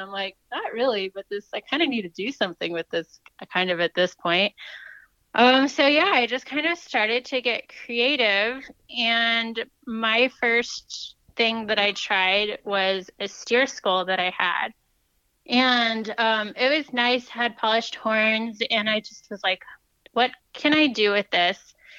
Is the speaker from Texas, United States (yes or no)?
yes; Fort Worth, Texas, United States; Yeah, I'm originally from Fort Worth, so learned a lot about Western things to do.